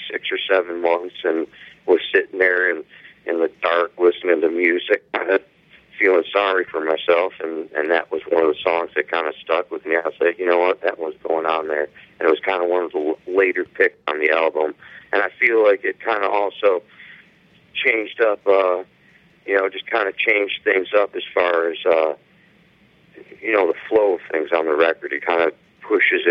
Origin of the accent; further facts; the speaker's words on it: Buffalo, New York, United States; I'm from Buffalo. We're pretty much Canadians